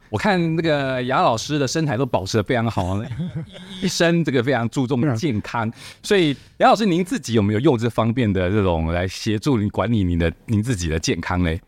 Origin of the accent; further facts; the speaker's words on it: Taiwan; 我们台湾人